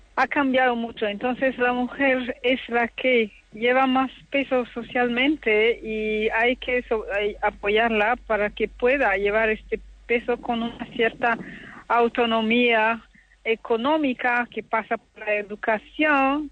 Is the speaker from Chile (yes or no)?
no; DR Congo; moved away; yo soy del Congo, la República Democrática del Congo